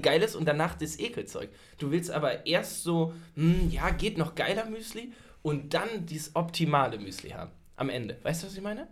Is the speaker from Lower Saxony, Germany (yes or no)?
yes; near Hanover, Lower Saxony, Germany; ich bin ja in der Nähe von Hannover groß geworden